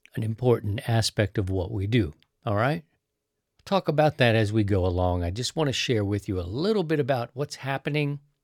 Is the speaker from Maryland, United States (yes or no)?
yes; Baltimore, Maryland, United States; also born or lived in Missouri; now in St. Louis, United States; I'm from Baltimore.